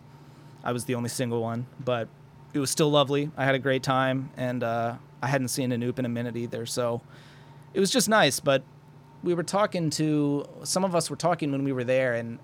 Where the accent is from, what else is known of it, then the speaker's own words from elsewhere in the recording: Maryland, United States; I do have a lot of pride for being from Maryland. I think Maryland's been an exceptional place to grow up and live